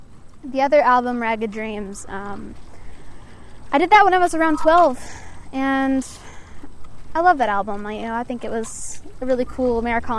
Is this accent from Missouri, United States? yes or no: no; Tennessee, United States; I am from Tennessee